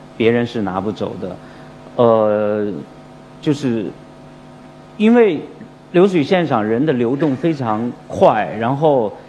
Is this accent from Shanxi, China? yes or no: yes; Fenyang, Shanxi, China; accent: Shanxi dialect, Fenyang dialect; moved away; 让我从广州又去了山西，去了我的老家